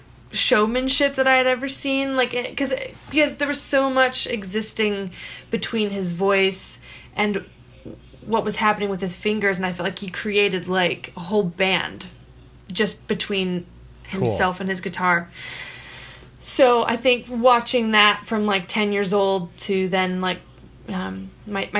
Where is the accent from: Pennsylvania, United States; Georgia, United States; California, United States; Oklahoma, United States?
California, United States; Costa Mesa; also born or lived in Escondido, California; I was born in Escondido, California, and then moved to Orange County, where I spent the bulk of my childhood in the suburbs in a place called Costa Mesa